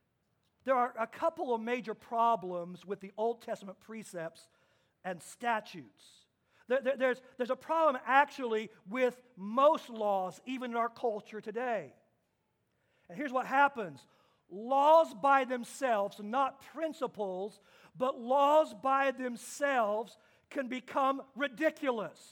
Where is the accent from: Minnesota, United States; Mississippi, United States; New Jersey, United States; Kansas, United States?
Kansas, United States; moved away; my home state of Kansas